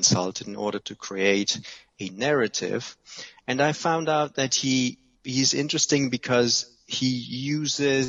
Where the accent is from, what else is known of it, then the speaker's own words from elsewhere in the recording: Germany; moved away as an adult; also born or lived in Cambridge / Italy / London; I'm from Germany, so I studied history in Germany